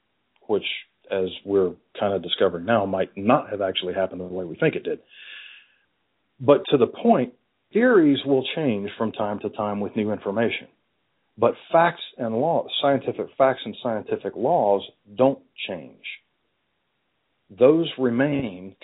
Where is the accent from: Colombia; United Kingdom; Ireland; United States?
United States; I am an American and Christianity is the predominant religion here